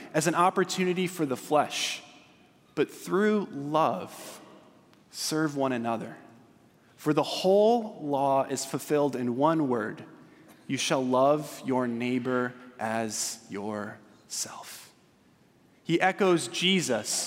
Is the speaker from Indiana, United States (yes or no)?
no; Southern California, United States; I'm from Southern California